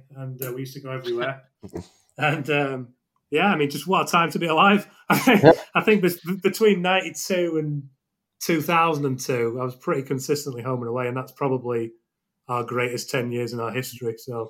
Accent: Sale, North West England, United Kingdom; now in California, United States; I didn't grow up in Stockport. I grew up in Sale.

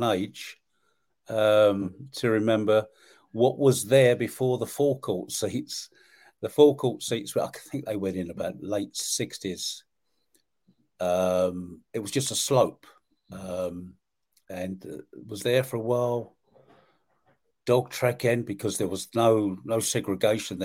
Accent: London, United Kingdom; now in Medway, United Kingdom; I grew up in South London

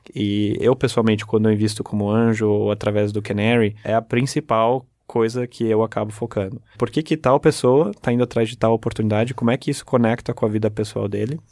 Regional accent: Brazil; also born or lived in Germany; Eu sou alemão, mas eu cresci aqui no Brasil

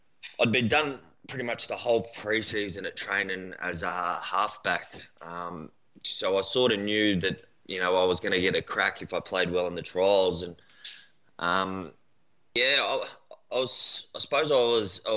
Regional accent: Gold Coast, Queensland, Australia; moved away as an adult; also born or lived in Brisbane / Ipswich; now in Melbourne, Australia; I was born in South Brizzy, mate, and then moved out to Ipswich for a few years, and then me and the old girl moved down to the coast when I was about 5 or 6. So, yeah, Goldie's home

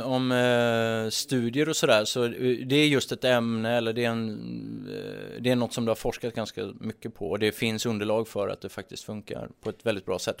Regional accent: Sweden; som svensk

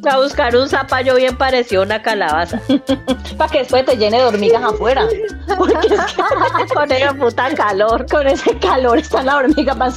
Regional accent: Colombia; Eh, primero que todo, como colombianos y como habitantes del planeta Tierra, tenemos

